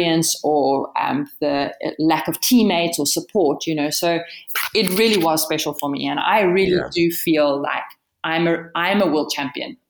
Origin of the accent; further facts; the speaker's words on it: Bloemfontein, Free State, South Africa; also born or lived in Pretoria / Cape Town; I was born in Pretoria, but actually raised, well, interesting story. I'm raised between Cape Town and the center of the country, Bloemfontein. My parents separated when I was five. And so I went to school in Bloemfontein